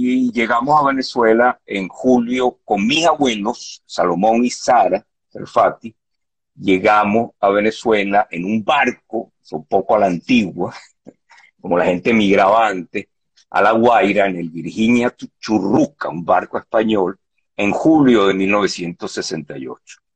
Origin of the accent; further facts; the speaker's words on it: Tangier, Tanger-Tetouan-Al Hoceima, Morocco; born there; mis padres nacieron en Tetuán, y mi hermana y yo nacimos en Tánger porque mi papá eh, se fue a vivir a Tánger porque ahí montó un negocio